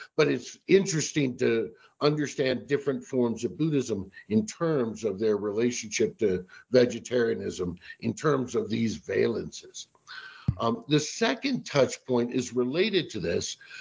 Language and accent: English; Washington, District of Columbia, United States; I'm originally from the Washington, D.C. area